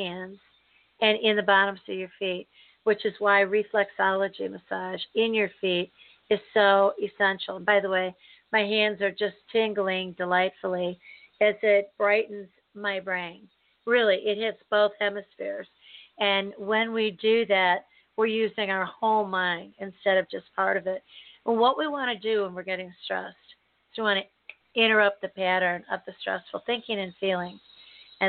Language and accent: English; United States; I'm an American, born and bred, raised and lived here my entire life